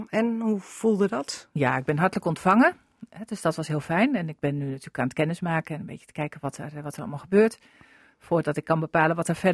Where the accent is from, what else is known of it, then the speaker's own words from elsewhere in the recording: Groningen, Netherlands; also born or lived in Drenthe; now in Lieveren, Netherlands; dus ik heb een Friese achternaam, zeg ik altijd. Ik ben in Groningen geboren en ik woon al het grootste deel van mijn leven in Drenthe.